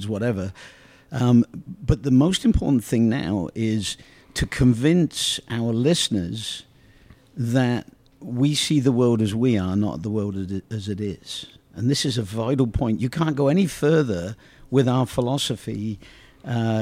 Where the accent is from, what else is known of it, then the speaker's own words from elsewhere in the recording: Oxford, South East England, United Kingdom; growing up in Oxford is this wonderful community